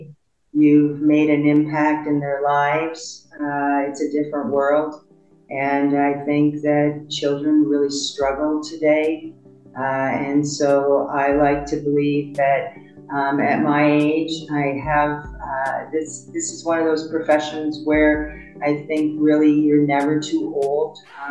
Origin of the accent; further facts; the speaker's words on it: Canada; moved away; also born or lived in United States; I was born in Canada and I spent 40 years in the States.